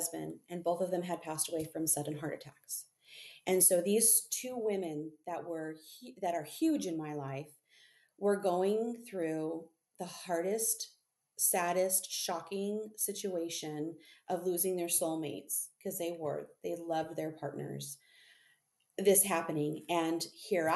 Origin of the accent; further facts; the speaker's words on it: Southern California, United States; moved away as an adult; also born or lived in Central Coast, California / high desert, California; I was born and raised in Southern California